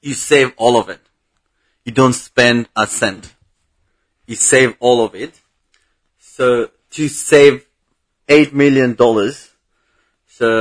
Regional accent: Bangladesh; English is a second language; moved away; I'm from Bangladesh

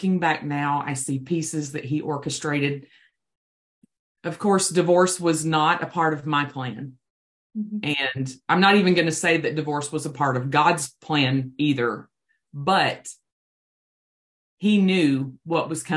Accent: Buna, Texas, United States; So I am originally from Buna, Texas, and that's where I live now.

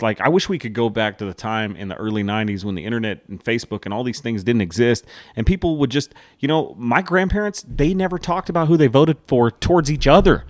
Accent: United States; As an American

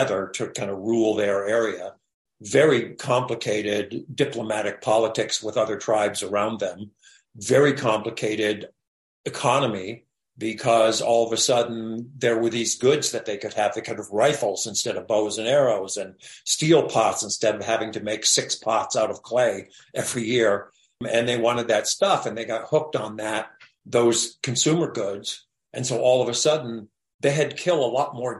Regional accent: United States; we grew up in the States

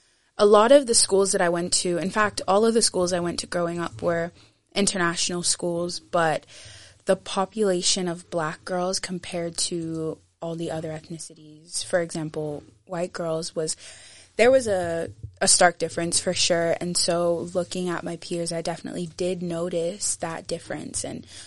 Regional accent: Aberdeen, Scotland, United Kingdom; also born or lived in Nigeria / Muscat, Oman; now in Edinburgh, United Kingdom; I was not born in Edinburgh. I was born in Nigeria. And we lived there for a while until I was 6 years old. And then we moved to Aberdeen, Scotland. Sunny, sunny Aberdeen.

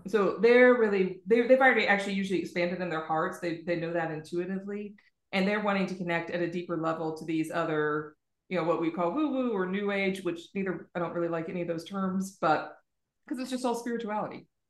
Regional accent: United States; now in Ireland; I'm American and I live in Ireland

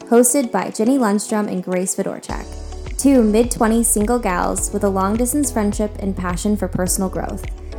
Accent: Naples, Florida, United States; we are both born and raised in Naples

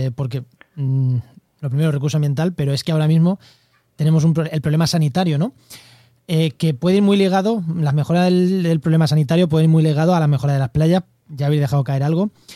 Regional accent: Munera, Castilla-La Mancha, Spain; now in La Línea de la Concepción, Spain; soy de Munera, Albacete, pero vivo en, la línea de la Concepción, en Cádiz

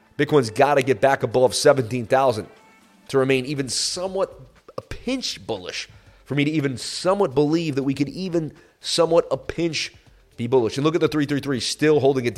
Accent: Massachusetts, United States; I'm from Massachusetts

